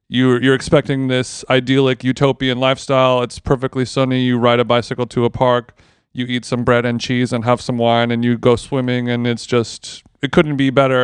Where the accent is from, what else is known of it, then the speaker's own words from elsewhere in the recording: Orange County, California, United States; growing up in Orange County, as a child